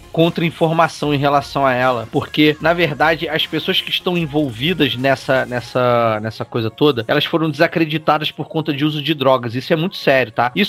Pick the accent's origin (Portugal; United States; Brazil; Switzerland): Brazil; Petrópolis, Rio de Janeiro; Eu sou de Petrópolis.